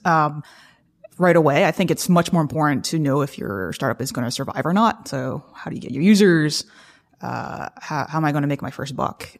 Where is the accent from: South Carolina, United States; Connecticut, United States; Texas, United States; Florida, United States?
South Carolina, United States; moved away; I come from South Carolina